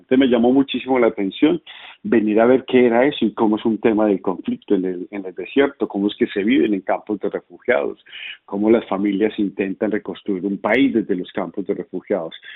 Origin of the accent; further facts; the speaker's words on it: Colombia; como colombiano